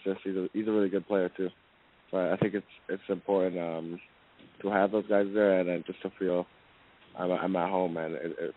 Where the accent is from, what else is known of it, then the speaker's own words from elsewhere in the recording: Canada; moved away as an adult; now in Orlando, United States; since I'm from Canada